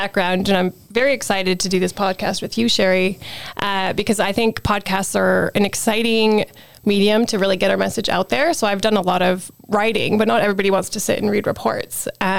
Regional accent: Calgary, Alberta, Canada; moved away as an adult; now in Edmonton, Canada; I live in the Edmonton region, but I grew up in Calgary

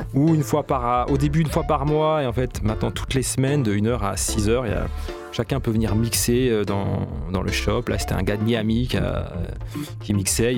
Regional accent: Marseille, Provence-Alpes-Côte d'Azur, France; je suis arrivé en tant que Marseillais en fait à, Kingston

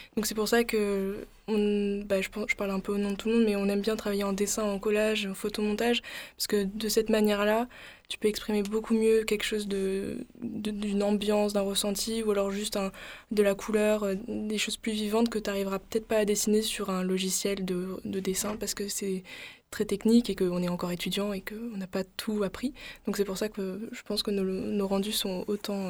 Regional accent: Aix-en-Provence, Provence-Alpes-Côte d'Azur, France; now in Marseille, France; Aix, du coup, je suis pas de très loin, Aix-en-Provence.

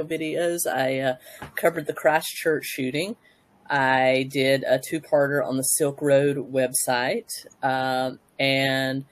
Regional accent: Tennessee, United States; I hail from Tennessee, USA.

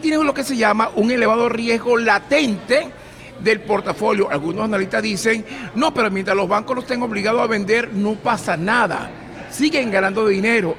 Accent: Venezuela; now in United States; somos venezolanos

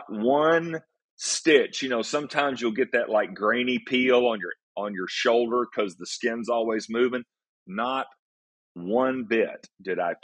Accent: East Tennessee, United States; moved away as an adult; also born or lived in Atlanta, Georgia; moved up here back home. I'm originally from East Tennessee

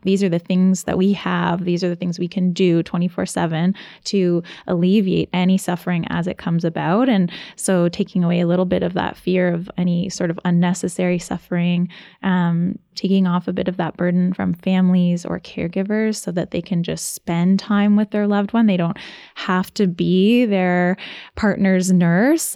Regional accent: Ontario, Canada; now in Nova Scotia, Canada; I'm originally from Ontario. And so moving to Nova Scotia

